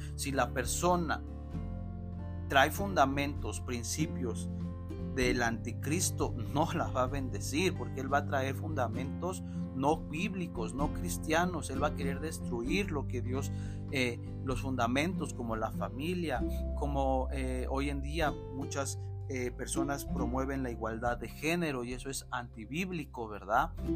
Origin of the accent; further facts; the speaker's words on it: Mexico; la nación mexicana tenemos